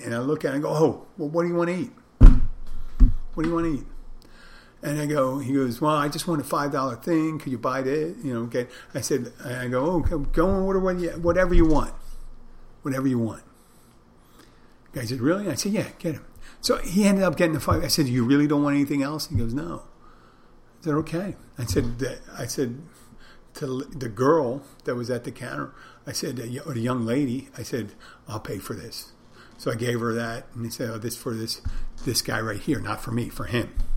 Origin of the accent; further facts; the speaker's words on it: Philadelphia, Pennsylvania, United States; I'm from there